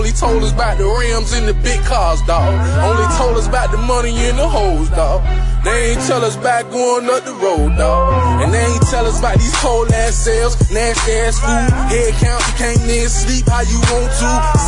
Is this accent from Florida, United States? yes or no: yes; Miami, Florida, United States; I'm from Miami, Florida.